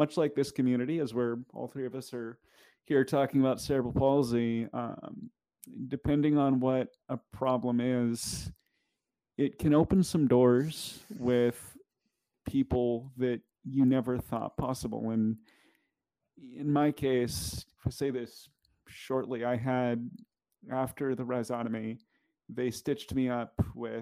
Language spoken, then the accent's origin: English; Kitsap area, Washington, United States; where I grew up in the Kitsap area, it is a pretty heavily military area.